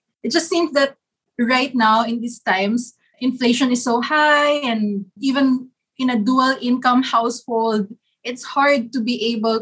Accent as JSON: {"language": "English", "town": "Zamboanga City", "region": "Zamboanga Peninsula", "country": "Philippines", "tie": "born or raised there", "moved": "yes", "lives_now": "Metro Manila, Philippines", "said": "the houses we grew up in Zamboanga"}